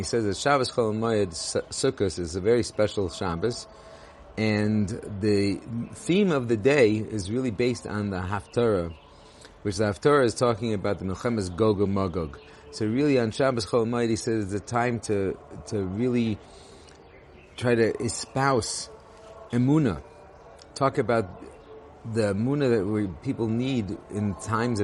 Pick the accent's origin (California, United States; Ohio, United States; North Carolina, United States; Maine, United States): California, United States; Los Angeles; now in Israel; I grew up in Los Angeles